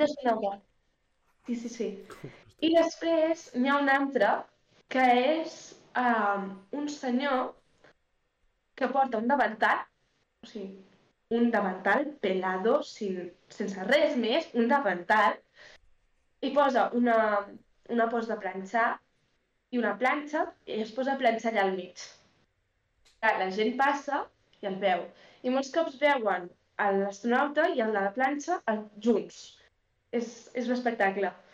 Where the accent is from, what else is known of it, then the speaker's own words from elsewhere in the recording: Alt Empordà, Catalonia, Spain; Soc de l'Empordà soc de l'Alt Empordà